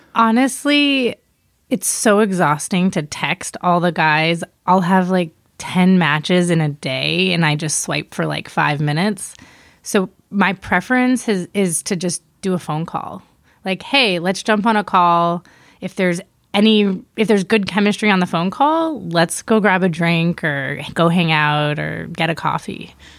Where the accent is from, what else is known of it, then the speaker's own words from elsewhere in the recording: East Coast, United States; moved away; also born or lived in Miami / New York; I'm originally from the East Coast, Miami and New York